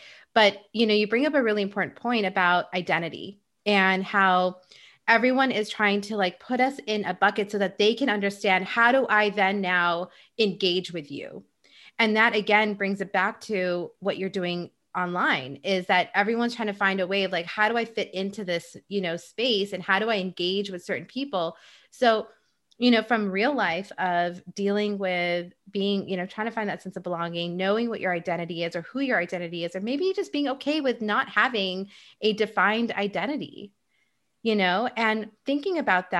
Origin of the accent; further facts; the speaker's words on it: Dubai, United Arab Emirates; also born or lived in Egypt / Saudi Arabia; now in United States; being Indian myself, but then I never grew up in India, and growing up in Egypt and in Saudi Arabia and Dubai and all those places, and then moving to the States